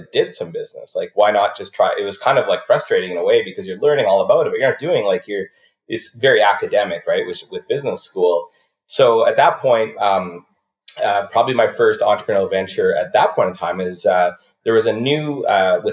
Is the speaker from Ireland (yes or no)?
no; Esterhazy, Saskatchewan, Canada; moved away as an adult; also born or lived in Winnipeg; I'm from a town called Esterhazy, which is pretty close to the Manitoba-Saskatchewan border in the south.